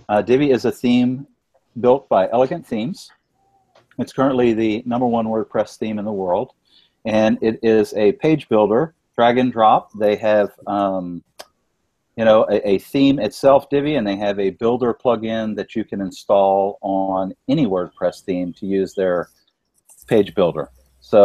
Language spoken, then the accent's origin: English; Louisiana, United States; I am currently in my home state of Louisiana